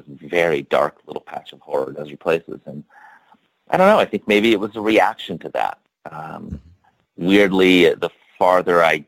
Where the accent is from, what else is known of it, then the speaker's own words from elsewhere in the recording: Statesville, North Carolina, United States; moved away; I grew up in the Piedmont of North Carolina, north of Charlotte, in this town called Statesville